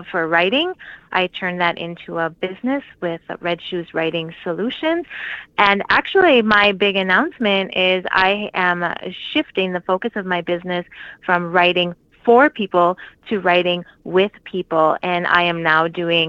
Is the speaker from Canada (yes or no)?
no; Brainerd and Duluth, Minnesota, United States; also born or lived in Czech Republic; now in Warroad, United States; part one of my childhood was in Brainerd, and part two was in Duluth, so that's where I graduated from high school